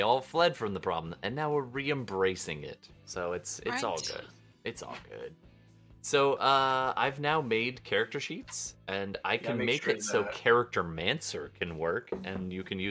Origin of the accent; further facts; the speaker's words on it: Canada; I'm Canadian.